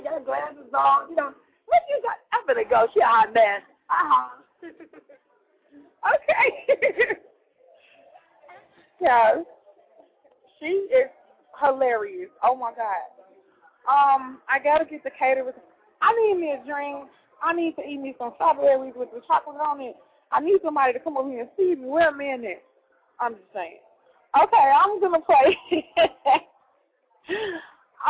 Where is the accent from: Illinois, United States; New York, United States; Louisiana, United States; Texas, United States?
Illinois, United States; Chicago; I'm from Chicago